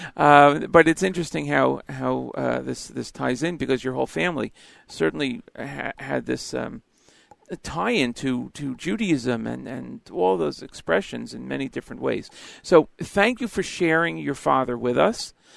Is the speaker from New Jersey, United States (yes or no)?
yes; Elizabeth, New Jersey, United States; I'm from Elizabeth, New Jersey, grew up uh, here, and now back here living